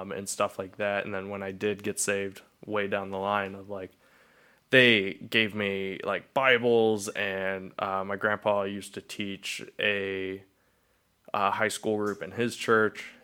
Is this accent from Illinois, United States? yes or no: no; Cuyahoga Falls, Ohio, United States; I was born in Cuyahoga Falls, Ohio, and I was raised in Cuyahoga Falls